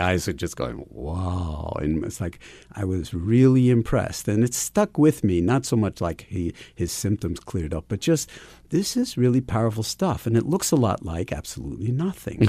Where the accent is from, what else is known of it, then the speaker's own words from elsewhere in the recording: New York City, New York, United States; Ever since I was a kid growing up in New York City